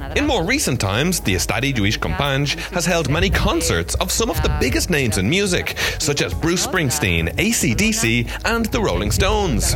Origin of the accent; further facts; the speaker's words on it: Ireland; as an Irish person